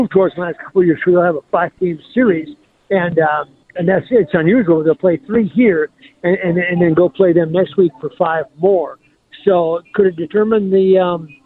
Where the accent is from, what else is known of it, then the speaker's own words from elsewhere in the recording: Gaylord, Minnesota, United States; Lake Kitlo, where I grew up in Gaylord, Minnesota